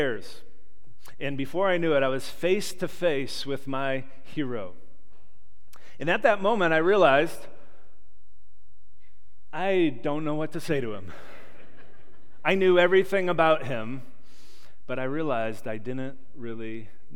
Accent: Chicago, Illinois, United States; growing up in Chicagoland

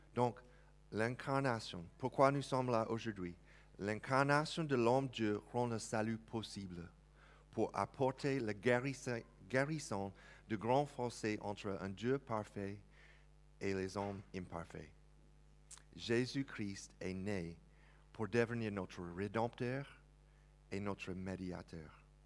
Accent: United States; accent: American; French is a second language; now in France; si vous entendez l'accent bien, je viens des États-Unis

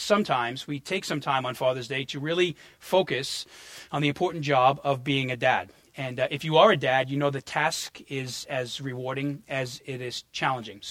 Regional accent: New York, United States; moved away; also born or lived in New Orleans; I had too much concrete under my feet growing up in New York

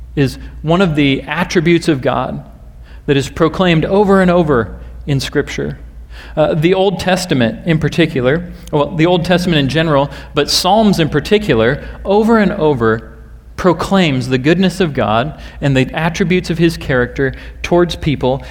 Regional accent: Nebraska, United States; I happen to be from Nebraska myself

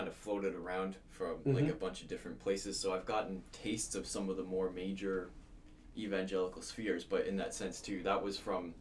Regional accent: St. John's, Newfoundland and Labrador, Canada; We've been born here. We're raised here. We love this city.

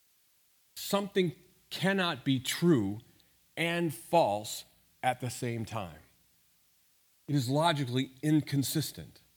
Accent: St. Louis, Missouri, United States; I grew up in St. Louis

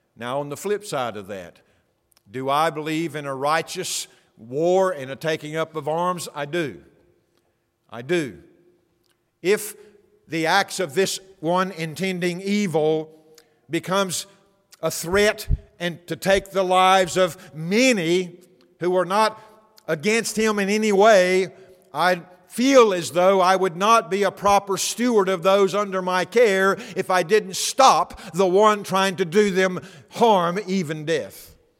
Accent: United States; my rights as an American

